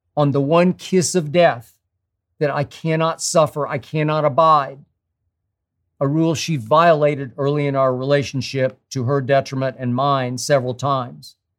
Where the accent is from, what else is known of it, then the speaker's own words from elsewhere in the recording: Oklahoma City, Oklahoma, United States; my hometown of Oklahoma City